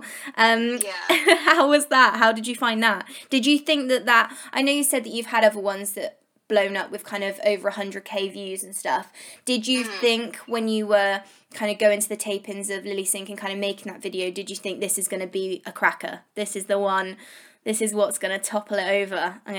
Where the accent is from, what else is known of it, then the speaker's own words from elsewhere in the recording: United Kingdom; Well, obviously I'm British and I love that humour.